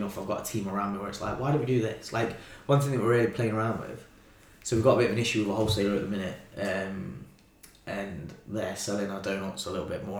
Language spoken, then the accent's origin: English; Nottingham, East Midlands, United Kingdom; I'm a kid from Clifton